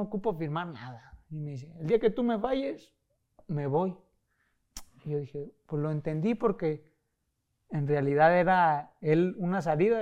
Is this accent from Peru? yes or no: no; Mexico; also born or lived in Tijuana / Guadalajara; somos mexicanos